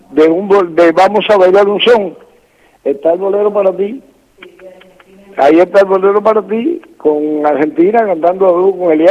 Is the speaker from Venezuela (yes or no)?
no; Loma de la Avispa, Santiago de Cuba, Cuba; born there; Sí, nací en la Loma de la Avispa. Bueno, aquello eh, cerca a, unos 5 kilómetros, 4 o 5 kilómetros, y, a lo mejor un poquito más Podría ser, de un pueblecito que se llama Songo.